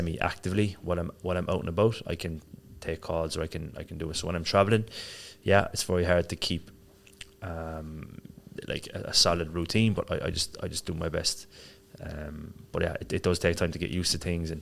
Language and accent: English; Cork, Munster, Ireland; moved away as an adult; also born or lived in Marbella, Spain; now in Dubai, United Arab Emirates; I grew up in Ireland. So I'm from Cork in Ireland. Lived there until I was, left when I was maybe 23.